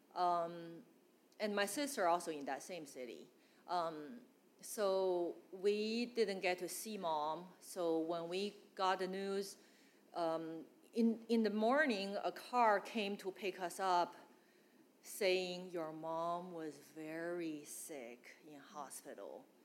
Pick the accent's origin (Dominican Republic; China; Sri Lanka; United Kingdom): China; Northeast China; English is a second language; moved away as an adult; also born or lived in Guangdong, China; now in United States; I came from China. I grew up in China, e- uh, northeast